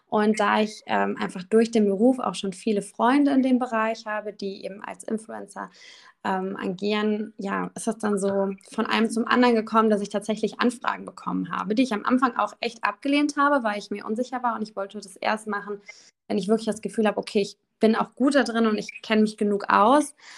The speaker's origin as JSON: {"language": "German", "town": "Düsseldorf", "region": "North Rhine-Westphalia", "country": "Germany", "tie": "born or raised there", "said": "ich komme aus dem wunderschönen Düsseldorf. Ähm, habe auch tatsächlich schon immer hier gewohnt. Also ich habe irgendwie nie diese Stadt verlassen"}